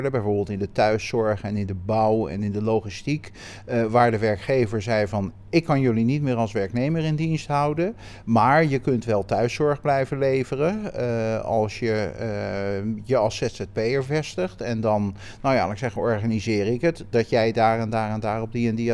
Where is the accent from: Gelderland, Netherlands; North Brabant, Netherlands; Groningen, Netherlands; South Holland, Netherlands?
South Holland, Netherlands; Rotterdam; Rotterdam en ja, ben eigenlijk maar heel sporadisch de stad uit geweest.